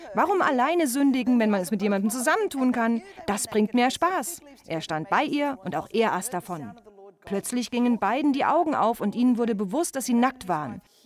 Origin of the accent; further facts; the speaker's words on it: Australia; accent: Australian; moved away